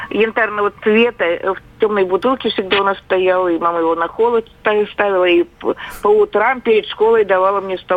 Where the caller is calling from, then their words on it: Kazan, Tatarstan, Russia; Я э, из Казани звоню